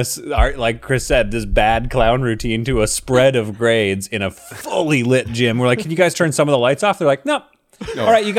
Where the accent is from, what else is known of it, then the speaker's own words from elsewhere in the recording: Calgary, Alberta, Canada; I grew up in Calgary